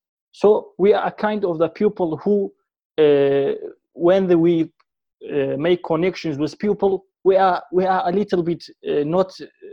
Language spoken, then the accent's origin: English; Sulaymaniyah, Sulaymaniyah Governorate, Iraq; also born or lived in Halabja; I am from northern part of Iraq, born in Sulaymaniyah. Originally, I am from Halabja. Halabja is a city in the northern part of Iraq.